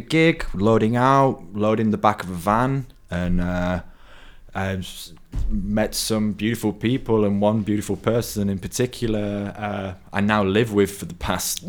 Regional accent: Barnsley, Yorkshire and the Humber, United Kingdom; moved away as an adult; now in Berlin, Germany; So I come from Barnsley. It's in Yorkshire, small town in the middle of nowhere in northern England. Yeah. Not much to do, lots of countryside.

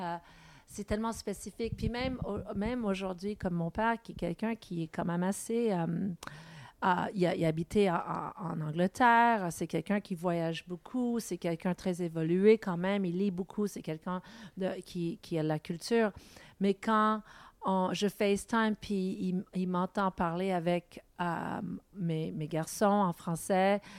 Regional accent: Montreal, Quebec, Canada; first language English; French is a second language

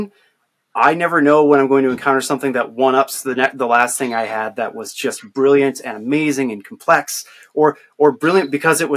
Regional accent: Northwest Iowa, United States; since I grew up in Iowa, in Northwest Iowa, particularly like on a farm

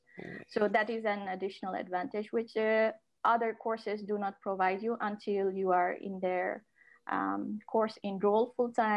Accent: Nepal; first language Nepali; English is a second language; moved away as an adult; now in Netherlands; I am from Nepal

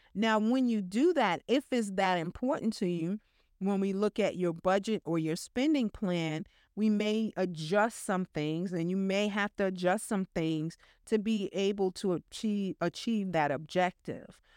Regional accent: New York, United States; I'm a New Yorker

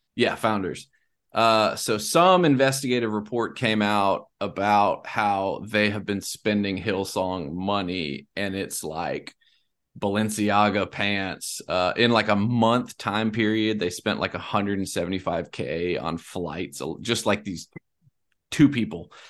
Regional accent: South Carolina, United States; also born or lived in South Louisiana; now in Louisiana, United States; I'm from South Carolina

